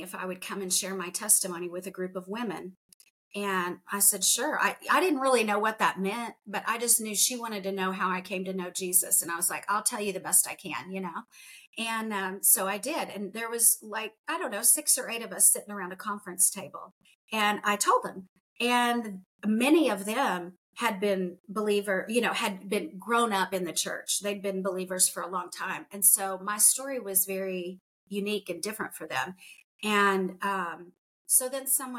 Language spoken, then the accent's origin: English; United States; I grew up in the United States